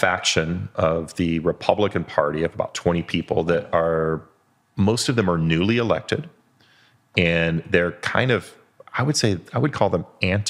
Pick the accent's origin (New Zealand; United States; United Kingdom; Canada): United Kingdom; As a Brit, it looks very similar to Parliament.